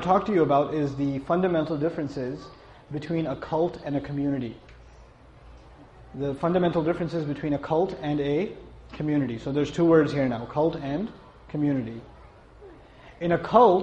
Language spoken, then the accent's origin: English; New York, United States; I come from New York